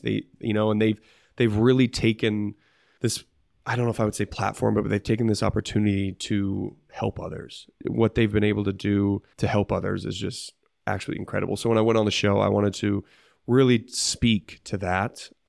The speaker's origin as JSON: {"language": "English", "town": "Bailey", "region": "Colorado", "country": "United States", "tie": "born or raised there", "said": "Mount Bailey, which is a, a mountain by me"}